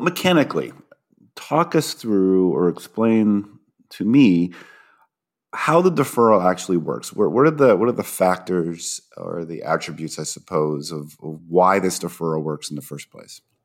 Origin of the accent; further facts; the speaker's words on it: Toledo, Ohio, United States; moved away; I was born in Toledo, uh, Ohio